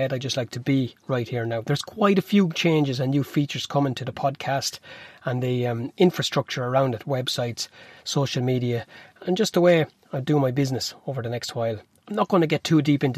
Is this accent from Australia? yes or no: no; Newbridge, Leinster, Ireland; I'm from Newbridge